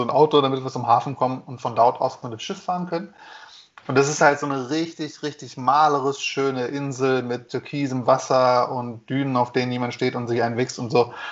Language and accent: German; Germany; So, ich bin Deutscher, ich zahle nicht.